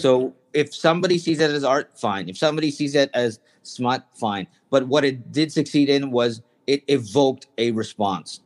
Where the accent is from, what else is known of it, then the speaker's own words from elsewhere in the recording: Canada; I grew up in Canada